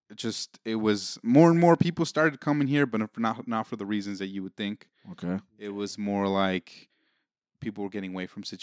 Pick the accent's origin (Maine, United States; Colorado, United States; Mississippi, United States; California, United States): Colorado, United States; Denver; Oh, here being growing up in Denver is uh, it's, it's those, it's one of those things that, man, it it pains me to see how it is now